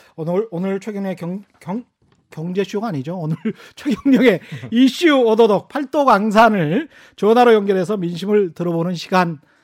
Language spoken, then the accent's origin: Korean; Yeosu, South Jeolla, South Korea; 저는 전라남도 여수